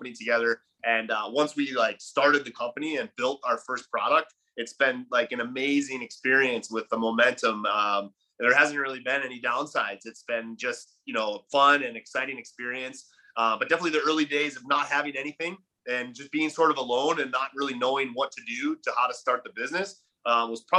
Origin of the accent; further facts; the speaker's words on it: Buffalo, New York, United States; moved away as an adult; now in Puerto Rico; I grew up in Buffalo